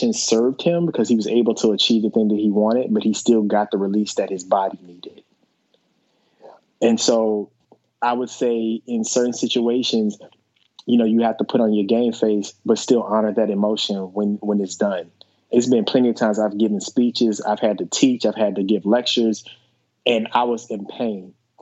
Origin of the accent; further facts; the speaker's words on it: the South, United States; I'm a black man from the South